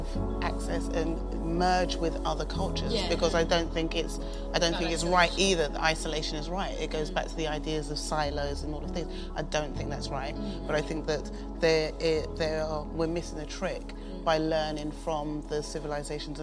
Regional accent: London, United Kingdom; I grew up in London

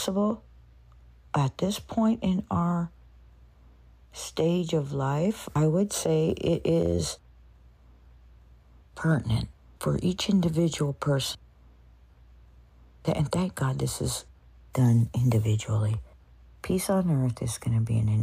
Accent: United States; we're in the United States. I grew up here. I'm an American

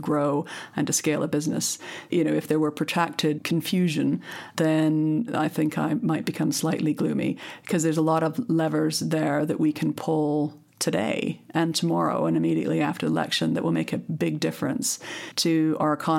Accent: Canada; now in United Kingdom; I come from Canada, which has had a whole series of coalition governments

